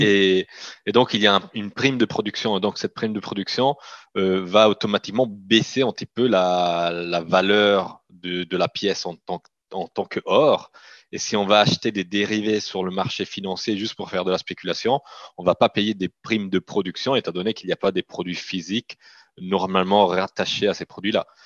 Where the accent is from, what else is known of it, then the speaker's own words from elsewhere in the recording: Italian-speaking Switzerland, Switzerland; moi, je suis, je suis grandi en Suisse, donc la partie italienne de la Suisse.